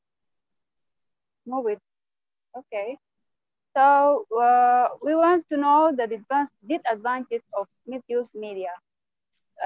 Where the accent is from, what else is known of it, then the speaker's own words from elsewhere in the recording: Sudan; from Sudan